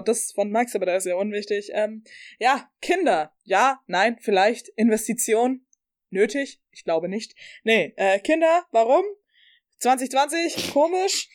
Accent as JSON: {"language": "German", "area": "Upper Palatinate", "region": "Bavaria", "country": "Germany", "said": "ich komme aus der Oberpfalz, wir haben heute beide ein bisschen Dialekt rausgehalten"}